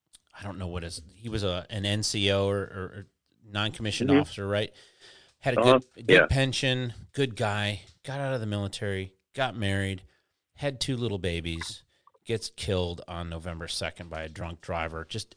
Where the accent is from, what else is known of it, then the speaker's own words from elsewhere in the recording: Texas, United States; You know, you have to play football if you're a kid growing up in Texas.